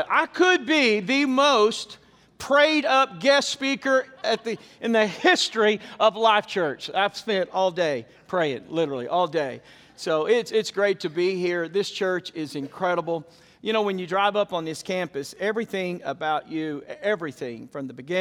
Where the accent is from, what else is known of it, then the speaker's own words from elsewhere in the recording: the South, United States; where I came from in the South